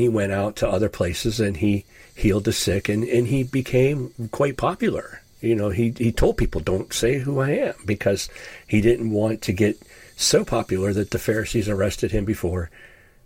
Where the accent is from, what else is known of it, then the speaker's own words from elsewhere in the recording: Ashtabula, Ohio, United States; now in Upper Ohio Valley, United States; I grew up in Ashtabula, Ohio